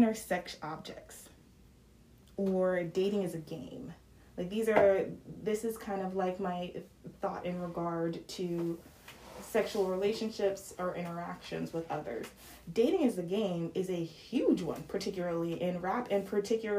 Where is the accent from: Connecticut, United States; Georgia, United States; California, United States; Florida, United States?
Georgia, United States; Atlanta; I'm from Atlanta